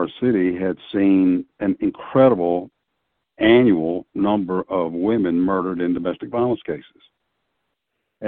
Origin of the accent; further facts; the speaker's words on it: Tennessee, United States; also born or lived in Wichita, Kansas; migrated back to my home state of Tennessee from Kansas